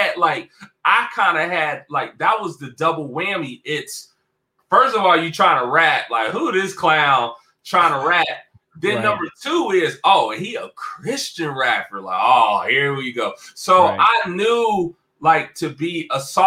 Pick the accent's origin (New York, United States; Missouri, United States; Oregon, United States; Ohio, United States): Ohio, United States; Cincinnati; my hometown, Cincinnati, Ohio